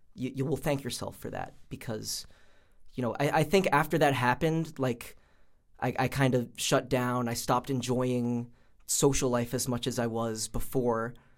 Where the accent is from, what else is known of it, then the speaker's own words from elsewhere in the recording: Pawtucket, Rhode Island, United States; I am from Pawtucket, Rhode Island.